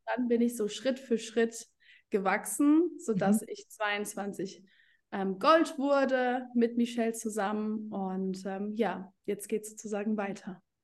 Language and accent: German; Germany; Ich komme aus Deutschland